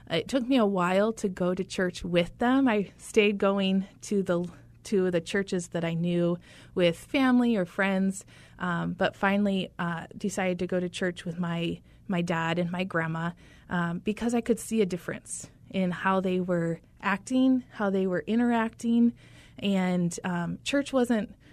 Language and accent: English; Michigan, United States; So I am originally from Michigan, uh, northern lower Michigan. For anyone familiar with that geography, we like to distinguish where we are. And I grew up in a rural, um, rural community of about 5,000 people.